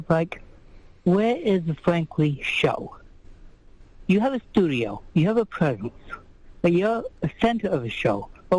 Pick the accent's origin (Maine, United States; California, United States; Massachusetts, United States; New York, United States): Maine, United States; I grew up in Maine.